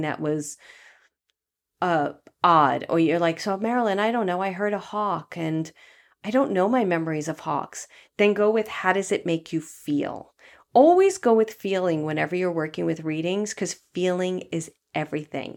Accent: New York City, New York, United States; also born or lived in Los Angeles, United States; now in Marin County area, United States; I went to a very elite Catholic grammar school where, um, it was two city blocks, which is huge in Brooklyn

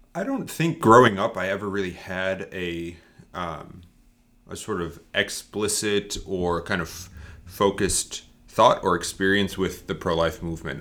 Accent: Northeast, United States; moved away; I grew up in the Northeast

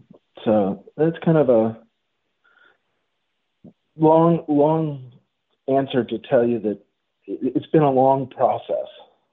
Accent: Pennsylvania, United States; moved away as an adult; also born or lived in Western New York / Mississippi; now in Killeen, United States; growing up in Western Pennsylvania and Western New York

